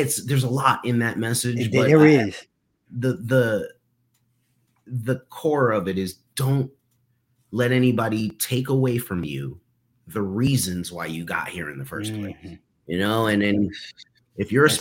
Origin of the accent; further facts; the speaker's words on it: New York City, New York, United States; I'm from Harlem